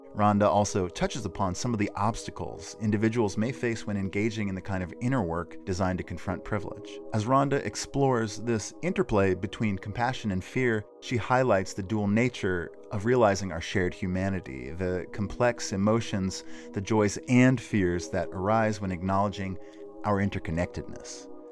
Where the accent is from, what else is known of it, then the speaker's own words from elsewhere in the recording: North Carolina, United States; I too am from North Carolina.